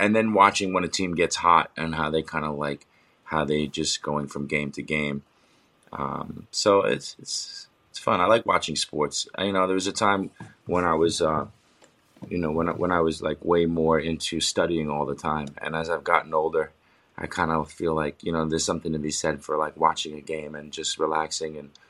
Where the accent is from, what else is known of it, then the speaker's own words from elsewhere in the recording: New York, United States; now in New Jersey, United States; even though I'm from New York and we live in New York, in New Jersey.